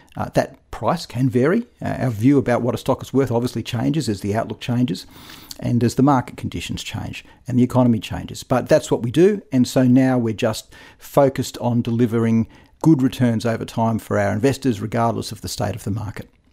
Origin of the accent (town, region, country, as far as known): Australia